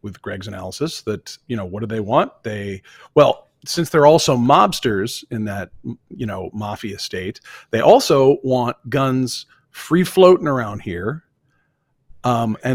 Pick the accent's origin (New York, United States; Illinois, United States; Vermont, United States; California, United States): Vermont, United States; born or raised there; moved away